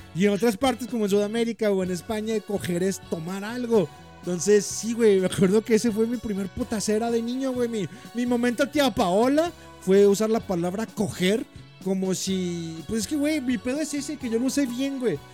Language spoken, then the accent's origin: Spanish; Mexico; como mexicano